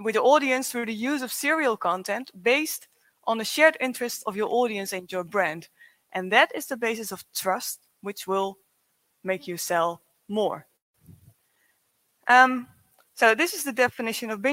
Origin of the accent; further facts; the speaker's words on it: Zwolle, Overijssel, Netherlands; I'm from the Netherlands, from Zwolle, from the other end of the Netherlands